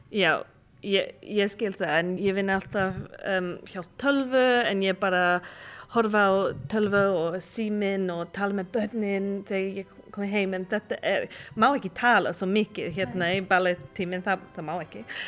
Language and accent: Icelandic; United Kingdom; Icelandic is a second language; now in Iceland; ég er frá Breitland en ég vinn í svona uh, eh, turistafyrirtæki